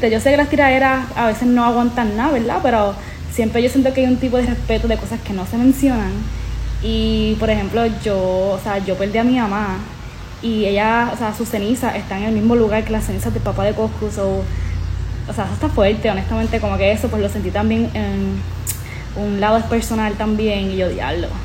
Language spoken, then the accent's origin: Spanish; Humacao, Puerto Rico; alguien que se crió en Palmas del Mar y que básicamente Coscoyuela era como que el Dios cuando estábamos eh, creciendo aquí en Palma.